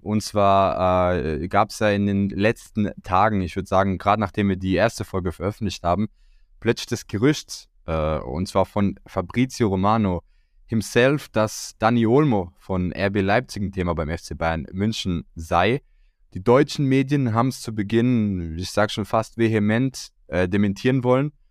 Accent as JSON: {"language": "German", "country": "Croatia", "said": "als Kroate"}